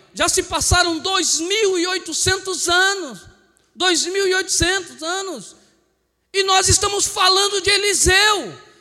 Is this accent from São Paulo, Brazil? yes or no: yes; Cubatão, São Paulo, Brazil; now in Peruíbe, Brazil; eu também nasci em Cubatão. Tá? E fui para Peruíbe